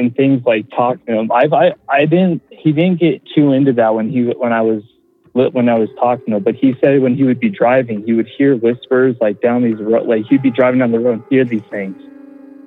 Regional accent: Colorado, United States; I'm from Colorado

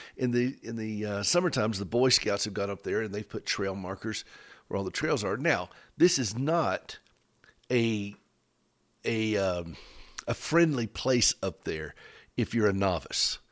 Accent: United States; we're both from Carolina

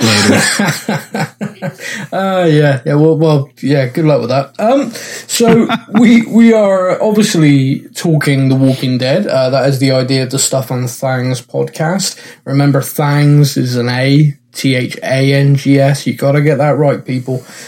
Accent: Bristol, South West England, United Kingdom; I'm, I'm from Bristol in England.

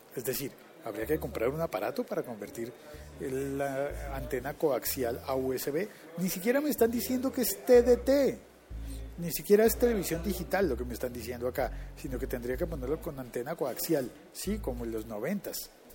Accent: Colombia; uno de esos países era Colombia. Es decir, en mi país

